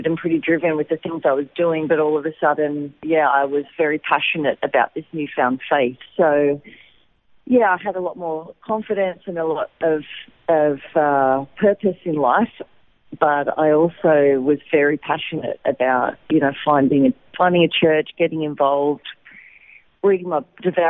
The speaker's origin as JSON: {"language": "English", "town": "Wollongong", "region": "New South Wales", "country": "Australia", "tie": "born or raised there", "also_born_or_lived": "Lismore, Australia / Sydney, Australia", "moved": "as an adult", "lives_now": "Israel", "said": "I was actually born in Lismore in New South Wales, up near the Queensland border, but I grew up in Wollongong on the south coast"}